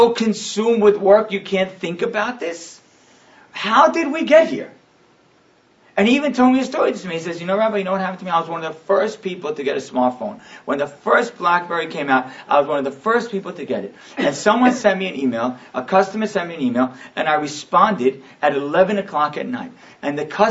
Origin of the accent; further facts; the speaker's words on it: Deal, New Jersey, United States; I was a little kid and I was growing up in Deal